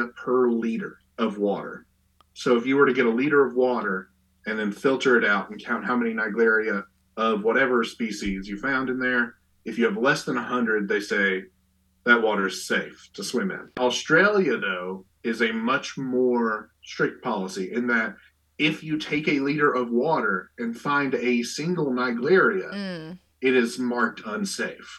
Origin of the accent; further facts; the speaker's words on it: Eastern Kentucky, United States; where I grew up in Eastern Kentucky